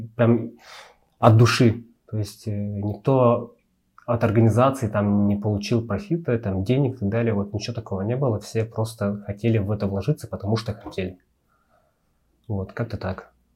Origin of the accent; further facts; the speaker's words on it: Sakha Republic, Russia; moved away as an adult; now in Almaty, Kazakhstan; я не казах, я сахар